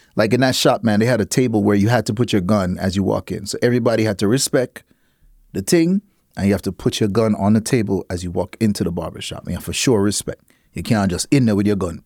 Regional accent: Miami, Florida, United States; also born or lived in Half Way Tree, Jamaica / Connecticut / Brooklyn, New York; growing up in Miami where it's just a real, even though I grew up in the the, the hardcore Jamaican side of Miami. I grew up in this area named Carroll City

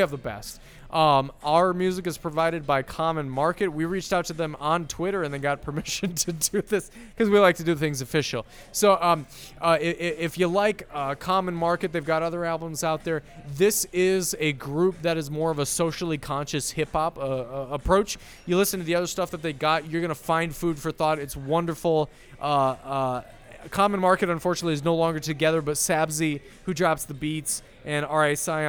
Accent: Iowa, United States; now in Minnesota, United States; I grew up in Iowa.

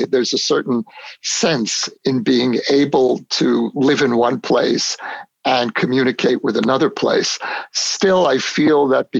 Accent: United States; moved away as an adult; now in Israel; as an American

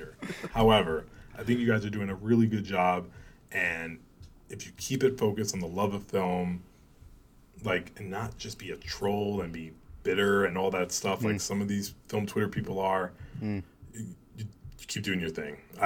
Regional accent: New York, United States; moved away; I'm like, New York

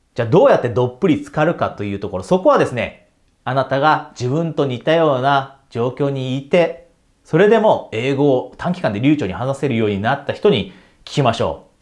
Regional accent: Japan; ピュアに100%私は日本人です。で、日本で大学まで出ました

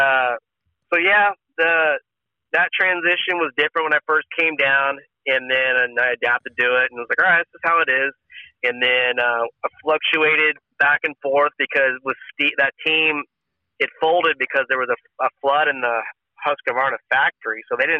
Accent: California, United States; It was a culture shock for me too, because I came from Northern California where, like, you know, if you needed a place to crash, you could sleep at anybody's house

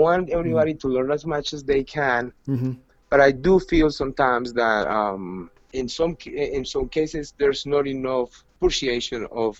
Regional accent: Medellin, Antioquia, Colombia; English is a second language; I was semi-accepted the first time I went to Buenos Aires because I was from Medellin. I was Latin, and Medellin was a tango city.

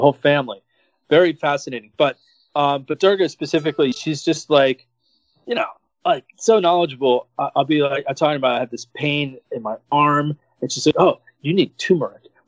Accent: Philadelphia, Pennsylvania, United States; now in Miami, United States; I was born in Philadelphia.

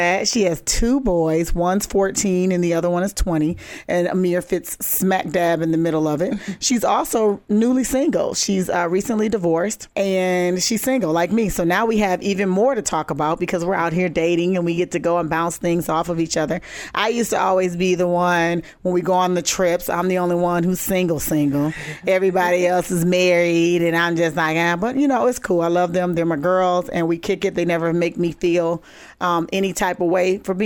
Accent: Minneapolis, Minnesota, United States; I grew up in Minneapolis, Minnesota, North Side.

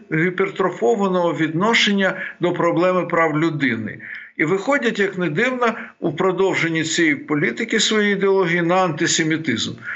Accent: Bukovina, Ukraine; я сам з Буковини

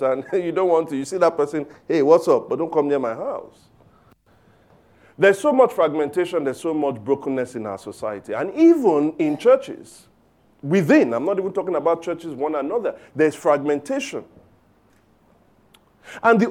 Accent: Lagos, Nigeria; I grew up in Surulere. In fact, in a place called Aguda. Surulere. All right, so Aguda Surulere, fantastic upbringing

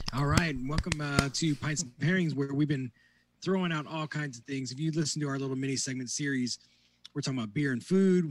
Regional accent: northwest Indiana, United States; I grew up in the northwest corner, closer to Lake Michigan

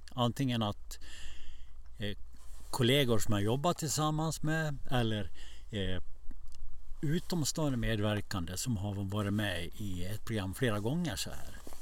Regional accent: Borlänge, Dalarna County, Sweden; also born or lived in Stockholm / Borås / Tierp; När jag växte upp i Borlänge

